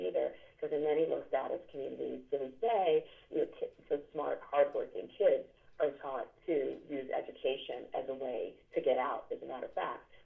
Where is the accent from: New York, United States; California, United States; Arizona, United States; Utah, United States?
New York, United States; New York City; I grew up in the South Bronx, and I just still live two blocks away from the house I grew up